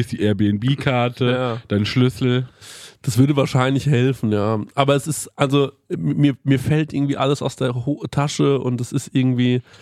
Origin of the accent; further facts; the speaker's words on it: Goldbach, Bavaria, Germany; Hab mir ein Hotelzimmer in Goldbach gebucht